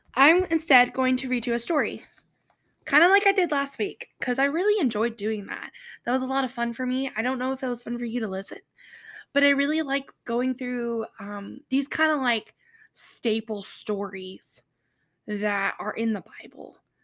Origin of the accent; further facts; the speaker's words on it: North Carolina, United States; accent: Southern; I am from North Carolina, so I have sometimes a Southern accent